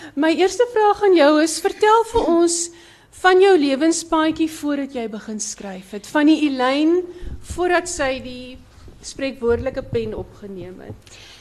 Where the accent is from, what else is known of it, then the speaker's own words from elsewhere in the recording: Breede River Valley, Western Cape, South Africa; ons twee het gemeenskaplike wortels in die Brederivier Vallei. Daar waar die blouste blouste berge is in die wildste woeste wind. Dis waar ons vandaan kom